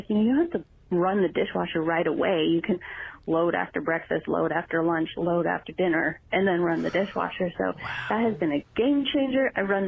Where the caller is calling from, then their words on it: Thousand Oaks, California, United States; calling from Thousand Oaks.